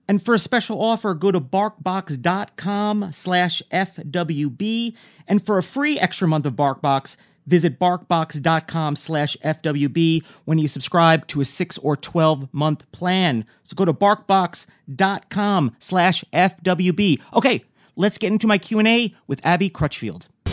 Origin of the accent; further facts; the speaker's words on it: New York, United States; coming from somebody who grew up in New York